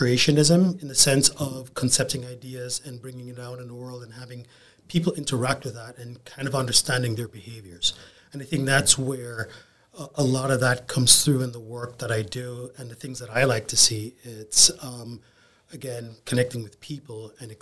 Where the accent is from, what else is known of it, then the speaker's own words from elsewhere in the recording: Kingston, Jamaica; moved away as an adult; also born or lived in South Florida; now in Tampa, United States; So I grew up in Kingston, Jamaica, and I spent my first 22 years there.